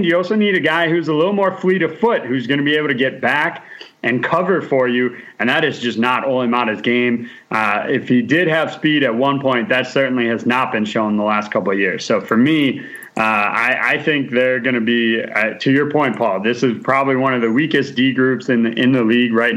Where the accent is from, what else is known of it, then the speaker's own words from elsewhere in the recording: Brookfield, Wisconsin, United States; he's from my hometown, Brookfield, Wisconsin